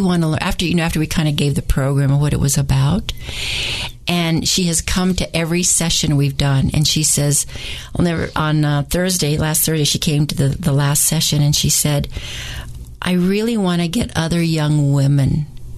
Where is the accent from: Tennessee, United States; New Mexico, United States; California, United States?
New Mexico, United States; I'm from New Mexico, so that's really ingrained in me about language and who we are as a great people